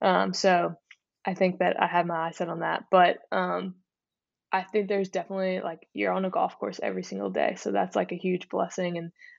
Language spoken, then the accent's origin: English; Pennsylvania, United States; Yeah, I grew up just outside Philadelphia, mm-hmm.